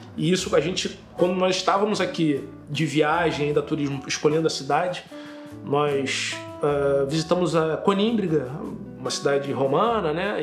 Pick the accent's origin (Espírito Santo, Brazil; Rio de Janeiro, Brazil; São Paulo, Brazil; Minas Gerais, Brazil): Rio de Janeiro, Brazil; moved away as an adult; now in Braga, Portugal; eu sou do Rio de Janeiro, tenho 40 anos. Eu tô em Braga, uh, cheguei em Braga em maio de 2019